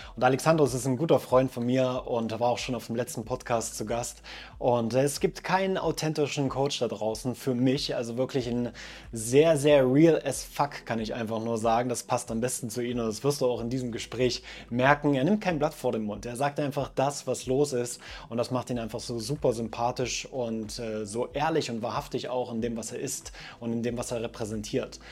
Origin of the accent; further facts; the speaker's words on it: eastern Germany, Germany; moved away; also born or lived in Switzerland; Meine Heimat ist der tiefste Osten von Deutschland tatsächlich.